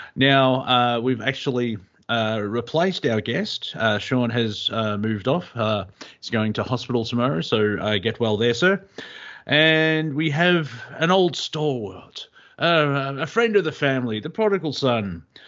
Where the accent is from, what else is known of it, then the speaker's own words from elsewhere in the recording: Australia; as an Australian